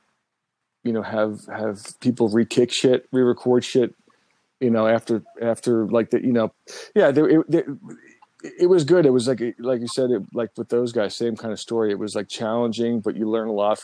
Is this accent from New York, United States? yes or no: yes; New York, United States; I was born in New York and raised here